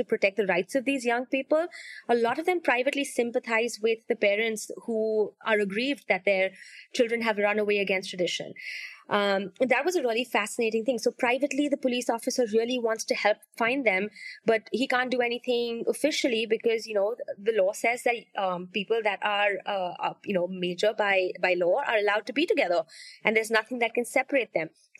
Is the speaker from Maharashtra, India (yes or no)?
yes; Mumbai, Maharashtra, India; growing up in Bombay